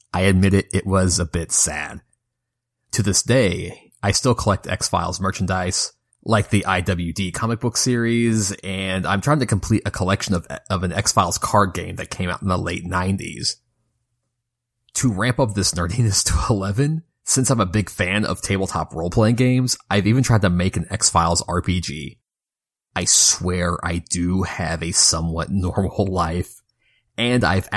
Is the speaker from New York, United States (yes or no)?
no; Kentucky, United States; my home state of Kentucky